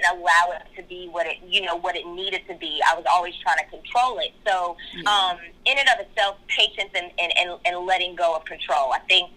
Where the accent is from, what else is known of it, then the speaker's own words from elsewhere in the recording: Kentucky, United States; moved away as an adult; also born or lived in Florida; now in California, United States; we're both from Kentucky. We're both from the same, like, hometown, the same area.